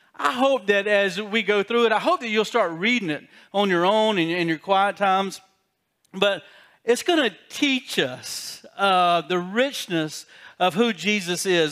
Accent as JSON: {"language": "English", "region": "South Carolina", "country": "United States", "said": "I got a South Carolina education"}